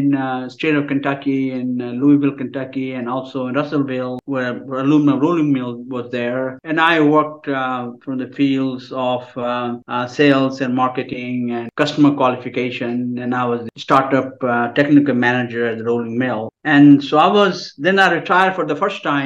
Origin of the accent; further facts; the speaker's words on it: India; moved away as an adult; now in United States; I'm from India originally. I did my bachelor's and master's in India